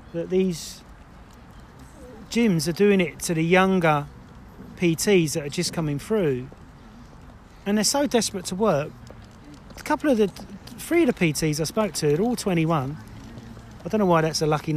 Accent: Essex, East of England, United Kingdom; I'm from Essex

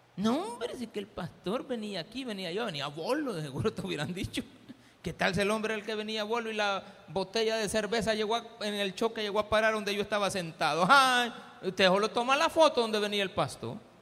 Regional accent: El Salvador; somos los salvadoreños

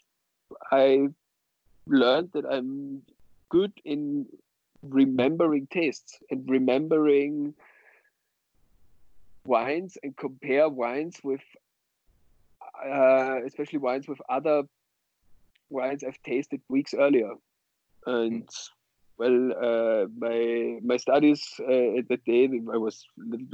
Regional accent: Austria; now in Berlin, Germany; I come originally from Austria. I live in Berlin, and I come from the mountainous western part of Austria.

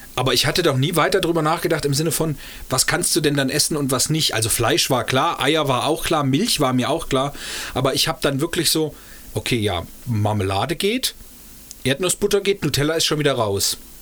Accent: Eschwege area, Hesse, Germany; wir kommen aus, dem, aus der Flairstadt

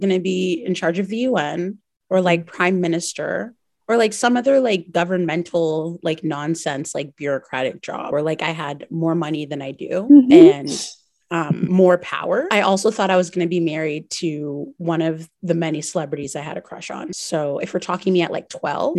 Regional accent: New Brunswick, Canada; moved away as an adult; also born or lived in Montreal; I grew up in New Brunswick with immigrant parents

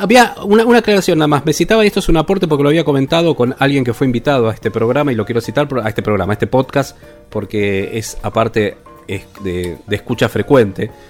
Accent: Argentina; nosotros como argentinos

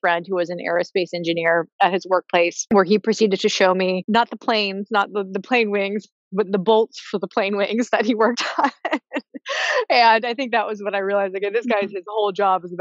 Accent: Hawaii, United States; I grew up in Hawaii, was very immersed in a beautiful environment

